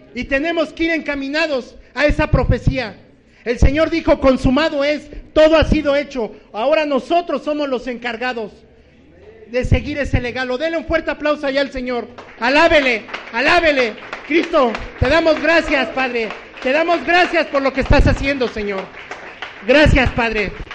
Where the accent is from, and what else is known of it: Distrito Federal, Mexico City, Mexico